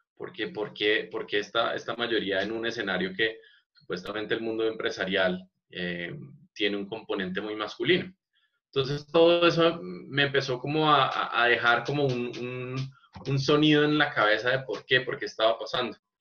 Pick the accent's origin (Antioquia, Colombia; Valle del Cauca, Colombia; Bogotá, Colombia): Bogotá, Colombia; siendo un, un bogotano